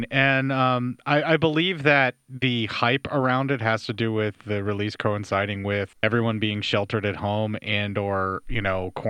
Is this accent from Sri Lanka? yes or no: no; Pennsylvania, United States; born or raised there